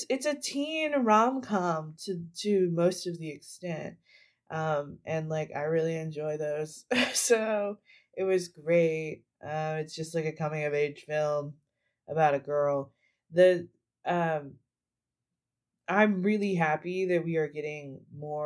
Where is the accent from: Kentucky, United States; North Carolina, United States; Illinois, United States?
Kentucky, United States; Danville; I grew up in Danville, Kentucky, which has a very large deaf population